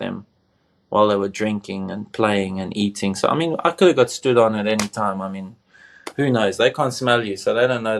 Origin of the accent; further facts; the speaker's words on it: South Africa; growing up in Africa